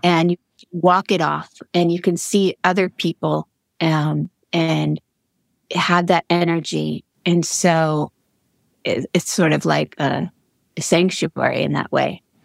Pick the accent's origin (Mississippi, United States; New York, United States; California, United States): New York, United States; Long Island; I grew up in Long Island.